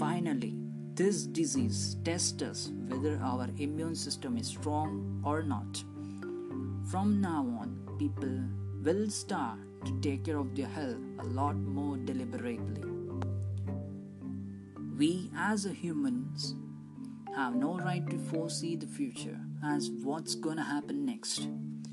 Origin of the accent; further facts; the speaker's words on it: Mangalore, Karnataka, India; from Mangalore, India